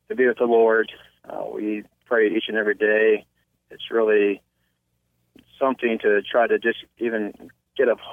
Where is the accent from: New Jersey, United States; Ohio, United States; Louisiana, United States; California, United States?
Ohio, United States; Cambridge; I was born in Cambridge, Ohio. I attended school, graduated from high school here in Cambridge